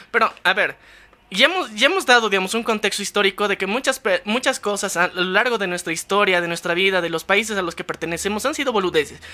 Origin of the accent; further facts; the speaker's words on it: Bolivia; somos de Bolivia